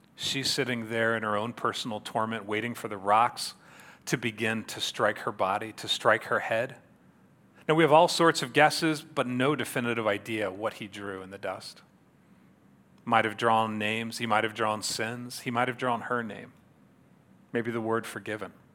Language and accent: English; Yorktown, Indiana, United States; I grew up here in Yorktown, so I was a native here